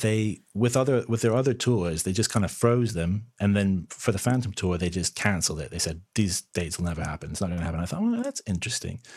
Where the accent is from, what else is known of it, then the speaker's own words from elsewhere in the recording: Canada; moved away as an adult; also born or lived in London, United Kingdom; now in United Kingdom; I'm originally from Canada